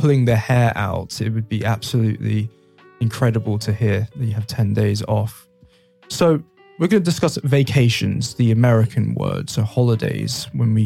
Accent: London, United Kingdom; I'm from London

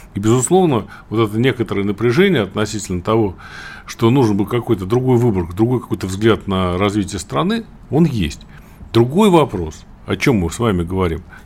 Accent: Samara, Samara Oblast, Russia; я вот из Куйбышева родом, да, у нас там запасная столица

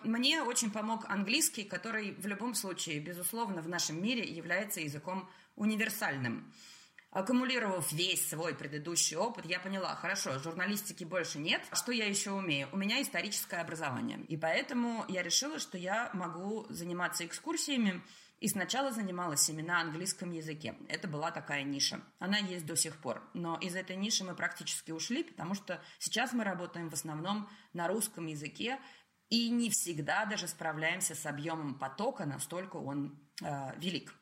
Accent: Russia; moved away as an adult; also born or lived in Saint Petersburg; now in France; Я уезжала из России 30-летний, профессионалом, состоявшийся, зарплата, квартира

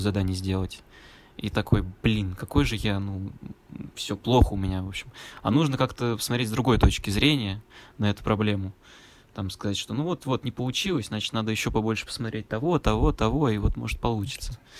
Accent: Nizhny Novgorod, Nizhny Novgorod Oblast, Russia; moved away; я, получается, из Нижнего Новгорода

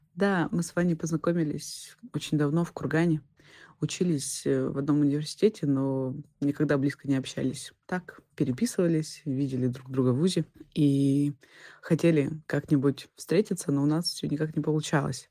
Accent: Central Russia, Russia; moved away; also born or lived in Saint Petersburg; я из Центральной России

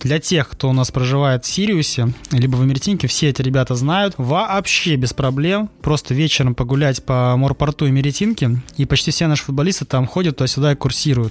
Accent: Saint Petersburg, Russia; now in Sochi, Russia; я сам из Петербурга

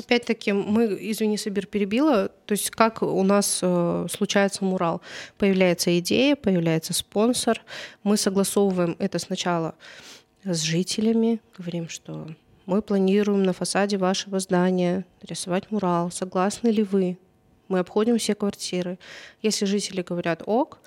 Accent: Karaganda, Karaganda Region, Kazakhstan; also born or lived in Czech Republic; потом вернулась в Караганду

